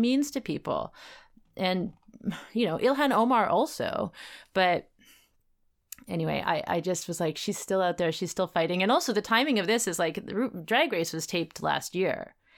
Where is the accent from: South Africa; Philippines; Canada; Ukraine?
Canada; as a Canadian